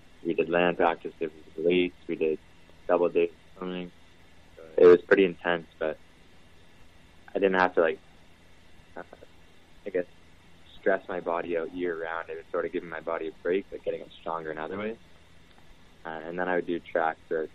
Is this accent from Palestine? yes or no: no; Windsor, Ontario, Canada; also born or lived in Tecumseh; I grew up in Riverside area. Moved around quite a bit for grade school